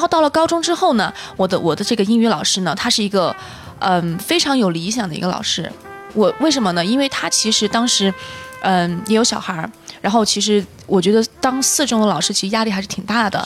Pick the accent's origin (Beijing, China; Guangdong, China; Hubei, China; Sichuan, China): Sichuan, China; Chengdu; first language Mandarin; moved away as an adult; also born or lived in Manchester, United Kingdom; 我是成都人，嗯。啊，土生土长的